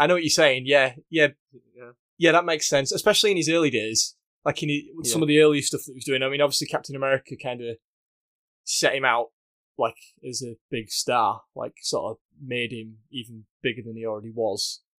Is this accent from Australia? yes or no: no; United Kingdom; I'm a Brit.